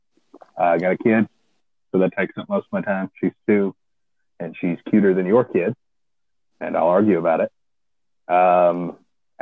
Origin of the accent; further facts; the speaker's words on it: Lacey, Washington, United States; I'm from Lacey, and I had never seen a black person before